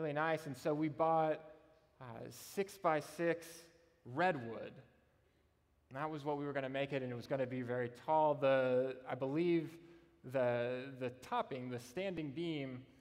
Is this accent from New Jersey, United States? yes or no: no; Austin, Texas, United States; my home church, the church I grew up in Austin